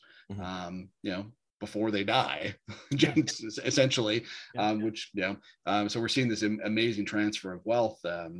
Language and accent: English; Chilliwack, British Columbia, Canada; I grew up in Chilliwack. I was born there.